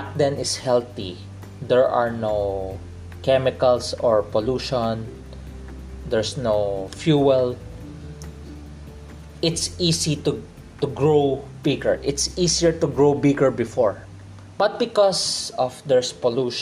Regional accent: Philippines; accent: Filipino English; I'm a Filipino in the Philippines. We have a Filipino English

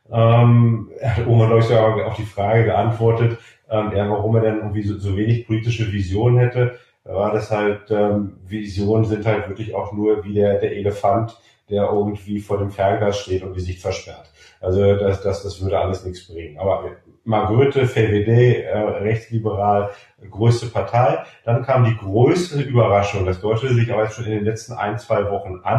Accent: Germany; ein bisschen mehr dem linken Spektrum zuzuordnen ist als die Grünen bei uns in Deutschland

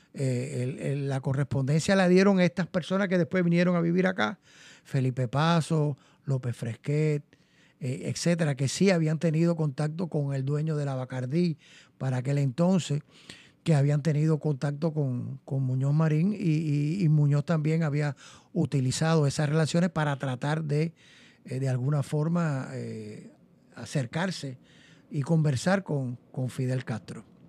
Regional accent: Nuevitas, Camagüey, Cuba; also born or lived in Gainesville, Florida; now in Puerto Rico; nací en el año de 1949, hace ya unos 72 años eh, en un pueblito que se llama Nuevita, de la provincia de Camagüey

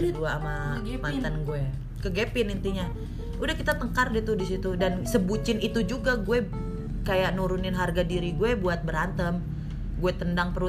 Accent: Bogor, West Java, Indonesia; gue itu dari Bogor kan Sentul

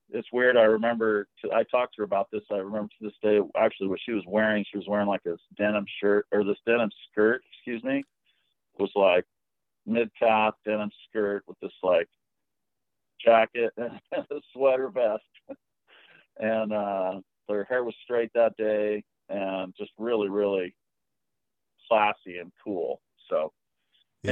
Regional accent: Preston, Idaho, United States; also born or lived in Texas; I was born in Texas, but my parents are from Idaho, both of them. And so I was raised in uh, Preston, Idaho, almost my whole life.

